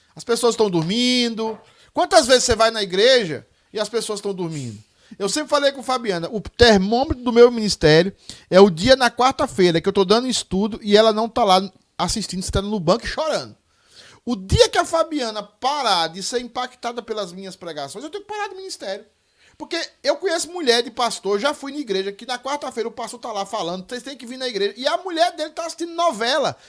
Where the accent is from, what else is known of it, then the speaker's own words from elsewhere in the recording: Northeast Region, Brazil; eu sou nordestino com muito orgulho